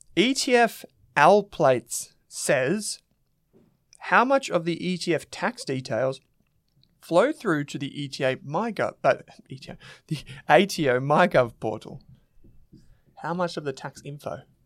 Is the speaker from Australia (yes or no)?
yes; Australia